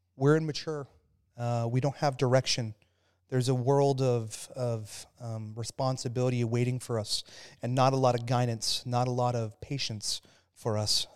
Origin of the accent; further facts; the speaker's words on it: Phoenix, Arizona, United States; I grew up in Phoenix, Arizona